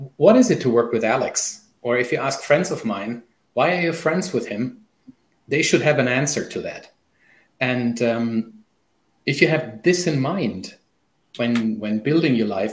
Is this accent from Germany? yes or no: yes; Germany; first language German; English is a second language; also born or lived in Canada; I don't know what it is in my mother tongue, so I'm German